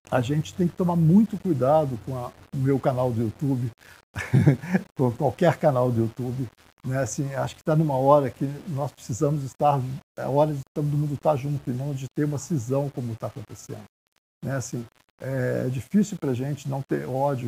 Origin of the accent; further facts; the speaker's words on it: Brazil; nós somos brasileiros